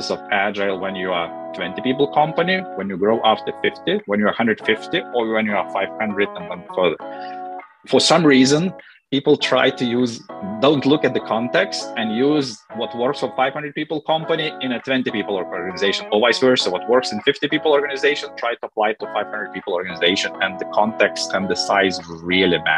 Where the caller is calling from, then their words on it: London, United Kingdom; Yes, I'm calling in from London.